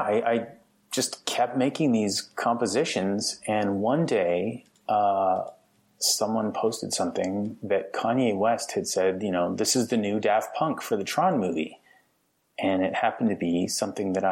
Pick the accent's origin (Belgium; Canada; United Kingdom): Canada; Alberta; moved away as an adult; also born or lived in Toronto; I'm some kid from Alberta, Canada